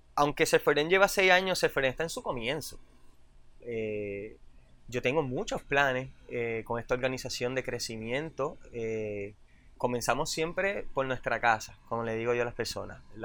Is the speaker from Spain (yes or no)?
no; Puerto Rico; yo me crié en Roosevelt